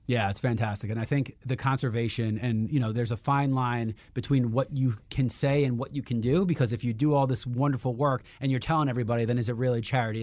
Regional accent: New York City, New York, United States; I grew up in Queens, and I didn't even have grass

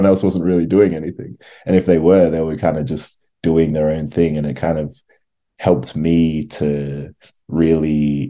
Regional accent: Canberra, Australian Capital Territory, Australia; also born or lived in Ghana; I moved to from Ghana to a city called Canberra, which is actually the capital city

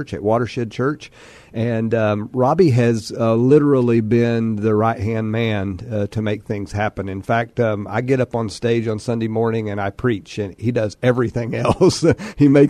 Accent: Amarillo, Texas, United States; moved away as an adult; also born or lived in Lubbock, Texas; now in San Antonio, United States; I grew up in Amarillo and went to Amarillo High School

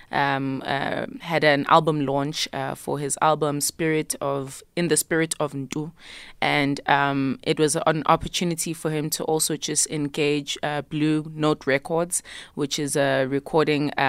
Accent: South Africa; first language isiZulu; English is a second language; I wrote in my mother tongue, isiZulu, as a way of wanting to just access um, a bit more than what I felt I was able to before

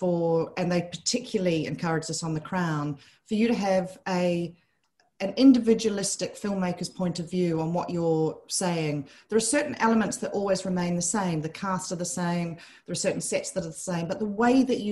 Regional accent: New Zealand; moved away; I grew up in New Zealand

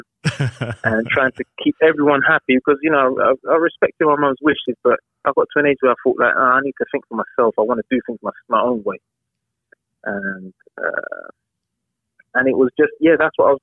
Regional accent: London, United Kingdom; I grew up in Southeast London, a place called Catford

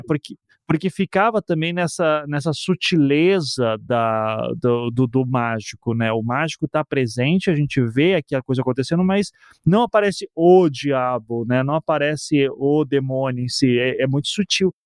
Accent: Curitiba, Paraná, Brazil; also born or lived in Recife; eu sou de Curitiba, mas nasci em Recife também

